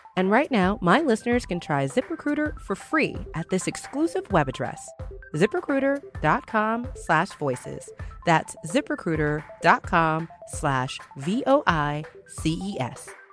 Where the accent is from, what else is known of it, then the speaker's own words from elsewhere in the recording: the South, United States; we're from the South. We're black women.